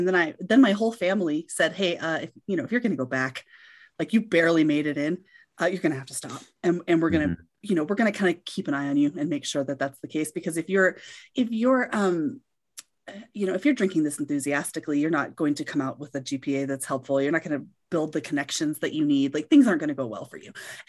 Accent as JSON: {"language": "English", "region": "Colorado", "country": "United States", "tie": "born or raised there", "said": "And it was living in my home state, like living in Northwest Colorado."}